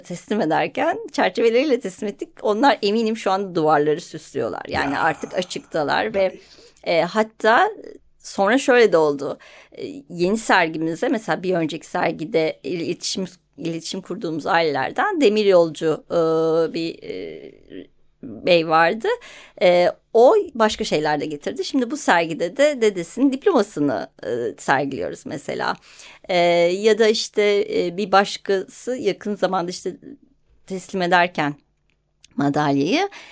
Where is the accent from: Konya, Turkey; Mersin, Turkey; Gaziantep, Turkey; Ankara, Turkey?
Ankara, Turkey; Ben hani Ankara'da büyüdüm.